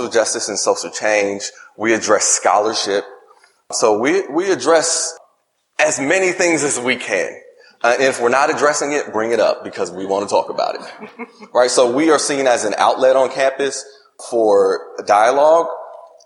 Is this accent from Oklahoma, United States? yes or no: no; Indianapolis, Indiana, United States; also born or lived in upstate New York; I grew up in Indianapolis, Indiana, was born in upstate New York